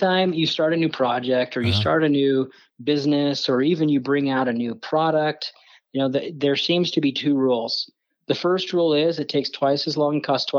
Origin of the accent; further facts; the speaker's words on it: Midwest, United States; also born or lived in Bountiful; now in Utah, United States; actually lived in Bountiful for about 4 years, but then we lived in Ohio and Kansas and Illinois. So I grew up kind of in the Midwest in those flyover states.